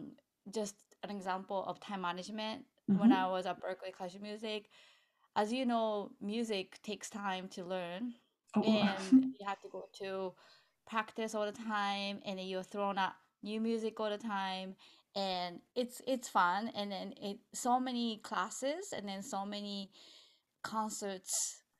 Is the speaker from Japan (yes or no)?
yes; Japan; now in United States; I am originally from Japan, but I live in America.